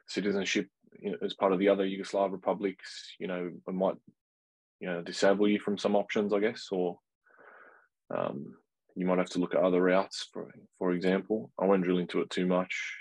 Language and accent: English; Australia; I was born in Australia.